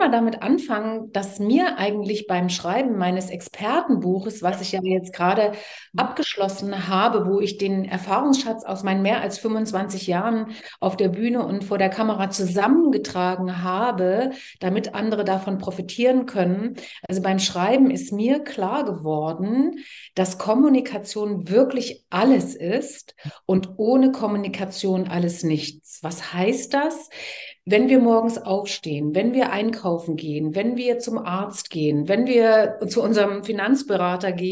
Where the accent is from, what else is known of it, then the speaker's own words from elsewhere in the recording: Leipzig, Saxony, Germany; Ich bin ein Kind der DDR. Ich bin geboren und aufgewachsen in Leipzig, wo ich auch inzwischen wieder lebe und zwar sehr gern wieder lebe.